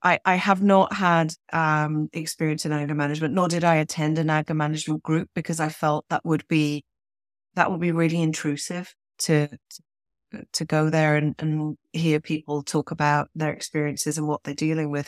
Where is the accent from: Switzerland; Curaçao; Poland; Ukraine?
Switzerland; accent: British; moved away as an adult; also born or lived in United Kingdom; now in Toronto, Canada; I grew up in Switzerland in the eighties